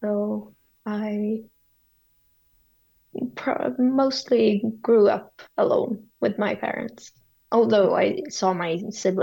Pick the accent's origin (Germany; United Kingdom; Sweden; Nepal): Sweden; I grew up in the same city I live in now